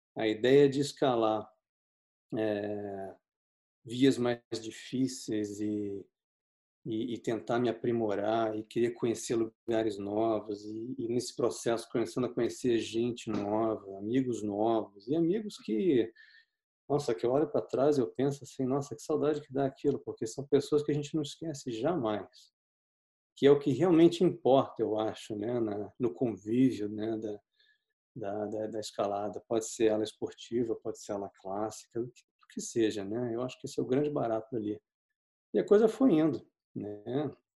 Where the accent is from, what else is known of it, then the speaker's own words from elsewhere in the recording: Rio de Janeiro, Brazil; Eu cresci no Rio de Janeiro.